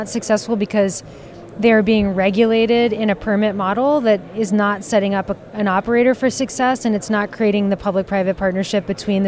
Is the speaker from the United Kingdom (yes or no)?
no; New York City, New York, United States; As a New Yorker